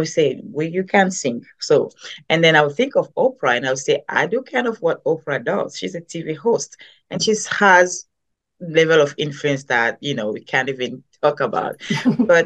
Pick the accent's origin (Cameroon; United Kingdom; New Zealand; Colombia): Cameroon; moved away as an adult; now in United States; I am originally from Cameroon, as you can hear from my accent. I moved into the United States a few years ago